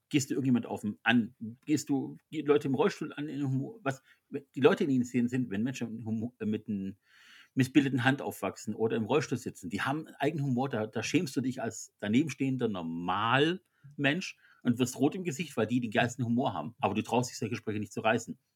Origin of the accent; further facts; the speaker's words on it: Swabia, Baden-Württemberg, Germany; als Schwabe